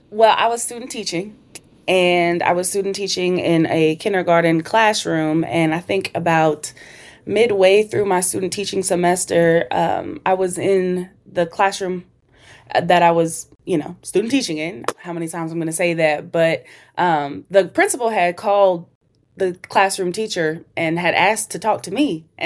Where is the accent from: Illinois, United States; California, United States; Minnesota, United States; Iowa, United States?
Minnesota, United States; But okay. I grew up in Minnesota.